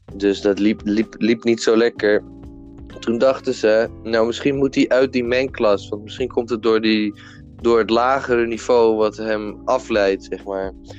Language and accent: Dutch; Almere, Flevoland, Netherlands; ik kom uit Almere. Ik ben een Almeerse jongen. En eh, ik ben 20 jaar. Ik ben bijna 21. En ik woon eigenlijk al mijn hele leven, zolang als ik herinnerde, eh, in Almere